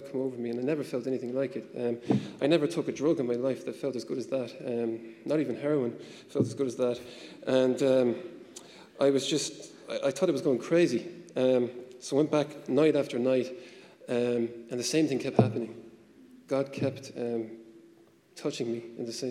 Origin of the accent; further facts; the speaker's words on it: Ireland; coming from Catholic Ireland